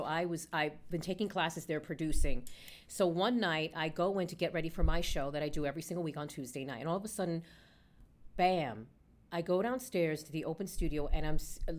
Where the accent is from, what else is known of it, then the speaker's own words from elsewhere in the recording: New York City, New York, United States; I grew up a New Yorican Born here. I grew up in the Upper West Side. And I went to school in the Upper West Side. I went to Performing Arts High School.